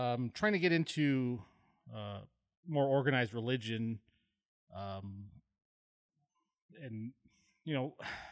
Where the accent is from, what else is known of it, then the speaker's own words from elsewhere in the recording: Montana, United States; I grew up on Indian Reservation in northeastern Montana